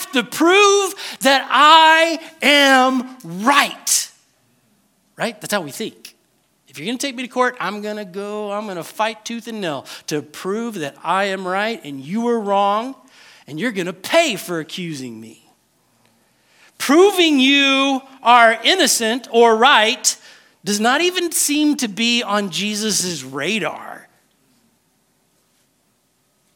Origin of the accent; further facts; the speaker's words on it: United States; Because we are American